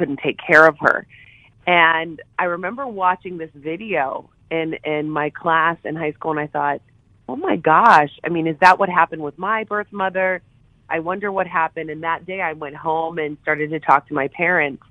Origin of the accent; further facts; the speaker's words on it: Morgantown, West Virginia, United States; growing up in Morgantown together